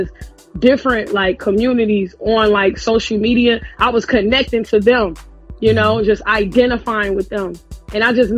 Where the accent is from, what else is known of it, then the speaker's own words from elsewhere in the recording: Chicago, Illinois, United States; I'm from Chicago